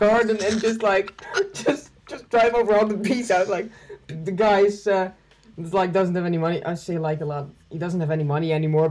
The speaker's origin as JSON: {"language": "English", "country": "Netherlands", "said": "We are both from the Netherlands."}